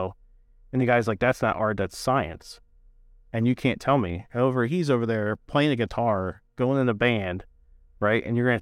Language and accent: English; Northeast, United States; You know, like I'm from the Northeast.